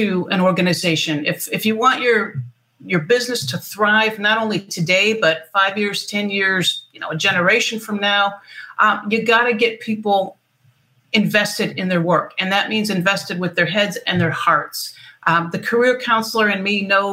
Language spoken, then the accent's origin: English; Michigan, United States; moved away as an adult; now in San Diego, United States; I'm from Michigan, so we talk about what's knee-high by July